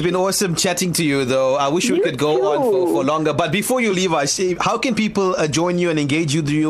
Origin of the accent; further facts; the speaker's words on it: South Africa; we are proudly South African of Indian origin.